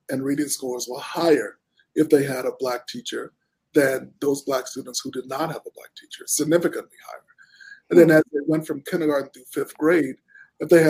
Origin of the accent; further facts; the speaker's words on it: Houston, Texas, United States; I grew up in Houston, Texas